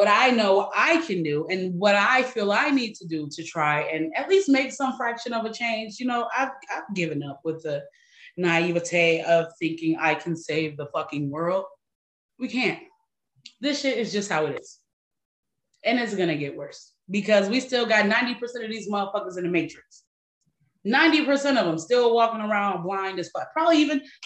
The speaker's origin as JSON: {"language": "English", "town": "Detroit", "region": "Michigan", "country": "United States", "tie": "born or raised there", "moved": "yes", "said": "my hometown, my home city, Detroit, and I don't even live there anymore."}